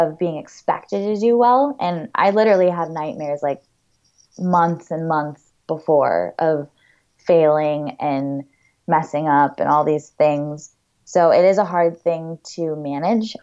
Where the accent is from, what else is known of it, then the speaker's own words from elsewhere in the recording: Florida, United States; I grew up climbing in Florida